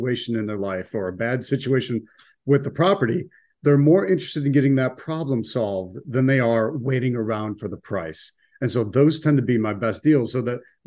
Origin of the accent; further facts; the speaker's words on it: Buffalo, New York, United States; also born or lived in Washington, D.C.; now in Sarasota, United States; I'm originally from Buffalo, New York, and then I spent a good 24 years in Washington, D.C., and now I live in Sarasota, Florida for the last few years